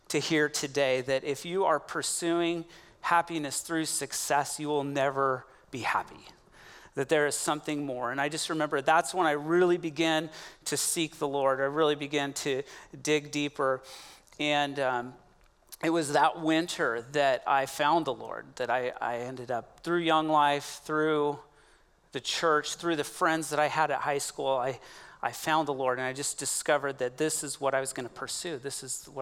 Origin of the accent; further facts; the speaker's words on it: Coos Bay, Oregon, United States; now in Bend, United States; my hometown is Coos Bay, Oregon. That's where I grew up